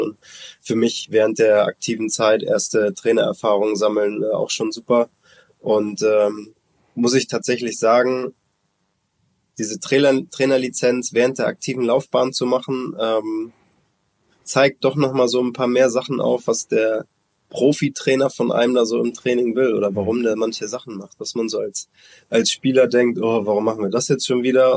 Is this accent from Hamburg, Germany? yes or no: yes; Hamburg, Germany; Hamburg ist meine, meine Heimatstadt, meine Geburtsstadt